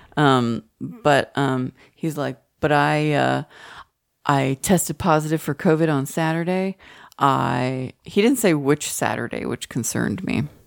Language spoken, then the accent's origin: English; Allen, Texas, United States; moved away; also born or lived in Oak Lawn; we grew up in Allen, or we, we went to Allen High School